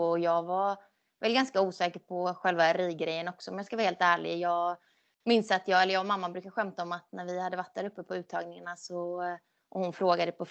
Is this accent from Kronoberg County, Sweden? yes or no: no; Skåne, Sweden; moved away; jag flyttade ju ändå från Skåne 2010 så att det var ju länge sedan jag bodde där så jag känner ingen koppling mer så än till familjen egentligen